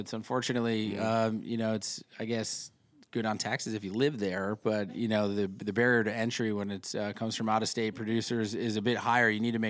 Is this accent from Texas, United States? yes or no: no; New York, United States; I'm from Central New York originally, so I like to show a little love